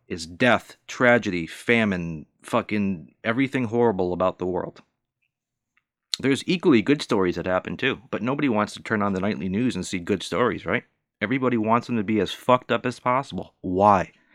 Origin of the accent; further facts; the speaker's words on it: Northeast United States, United States; also born or lived in Southern United States; I was raised and born in the Northeast United States